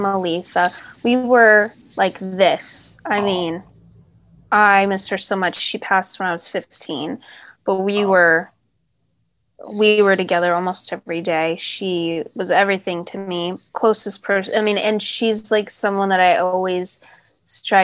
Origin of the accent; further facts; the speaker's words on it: Hemet, California, United States; growing up in Hemet, we had to entertain ourselves